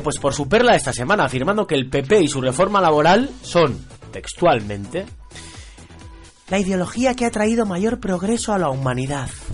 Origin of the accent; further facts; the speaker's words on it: Barakaldo, Basque Country, Spain; un grupazo de mi pueblo de Baracaldo